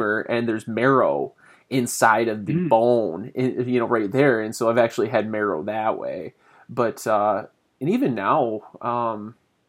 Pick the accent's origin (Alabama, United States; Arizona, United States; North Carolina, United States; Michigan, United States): Michigan, United States; Southern; moved away; I grew up in Southern Michigan